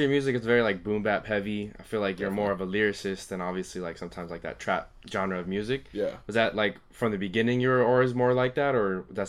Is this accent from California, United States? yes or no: yes; Santa Ana, California, United States; I grew up in Santa Ana, and we played a Pop Warner at Memorial Park.